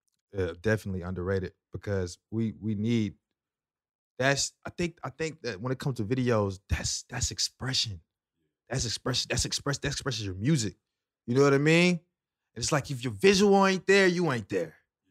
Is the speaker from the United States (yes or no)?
yes; Lithonia, Georgia, United States; From Stone Mountain, Lithonia, man. Shout out to East Side.